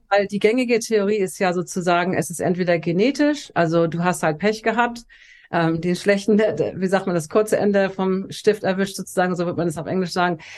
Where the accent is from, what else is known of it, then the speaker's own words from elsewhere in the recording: Hamburg, Germany; moved away as an adult; now in Los Angeles, United States; Also ich bin tatsächlich in Hamburg geboren, wo ich jetzt auch gerade bin und bin dann mit Anfang 30 nach Los Angeles ausgewandert